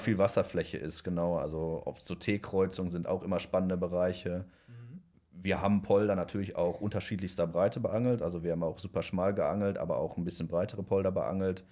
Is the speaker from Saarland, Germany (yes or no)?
no; near Düsseldorf, North Rhine-Westphalia, Germany; ich komme ja aus der Nähe von Düsseldorf